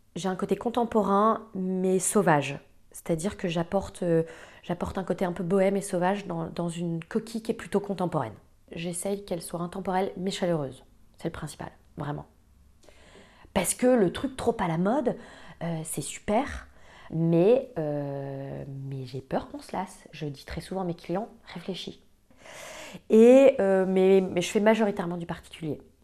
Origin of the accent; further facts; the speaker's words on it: Croix, Hauts-de-France, France; now in Paris, France; j'ai grandi euh, à Croix, une petite ville à côté de Lille